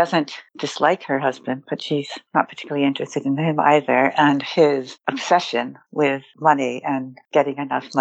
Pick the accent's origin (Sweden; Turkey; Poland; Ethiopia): Turkey; Istanbul; growing up in Istanbul in the 60s and 70s